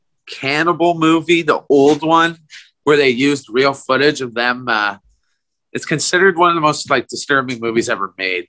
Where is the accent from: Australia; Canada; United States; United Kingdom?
Canada; Saugeen River, Lake Huron, Ontario; And here in my hometown, we live along the Saugeen River, flows into Lake Huron